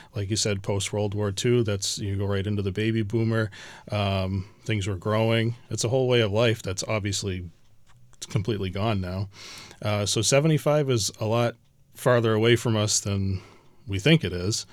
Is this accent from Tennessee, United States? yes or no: no; Chatham, Massachusetts, United States; I grew up in Chatham. Both my parents came from Chatham